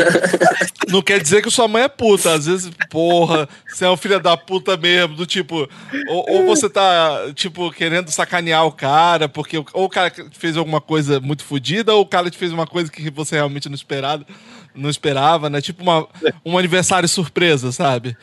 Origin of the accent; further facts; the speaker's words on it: Espírito Santo, Brazil; now in United States; eu sou do Espírito Santo